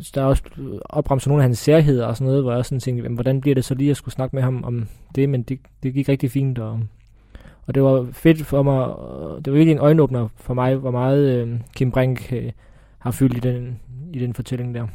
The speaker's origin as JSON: {"language": "Danish", "town": "Odense", "region": "Southern Denmark", "country": "Denmark", "tie": "born or raised there", "said": "jeg er fra Fyn, det er ikke nogen hemmelighed, og det er heller ikke nogen hemmelighed, at jeg er vokset op på Odense Stadion"}